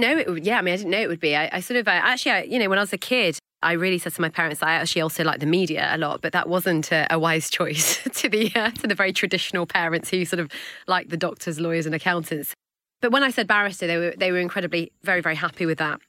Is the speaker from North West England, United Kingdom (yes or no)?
yes; Hale, North West England, United Kingdom; also born or lived in Manchester; born and bred in Manchester, well, inhale in Cheshire